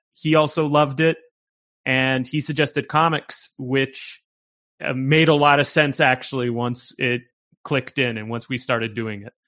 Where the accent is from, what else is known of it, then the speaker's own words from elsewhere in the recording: Canada; also born or lived in York, Toronto; there's a thing that we call in Canada the bush, which is basically like, uh, it's a town of 800 people and there's one road in and one road out. Uh, and that's where I grew up.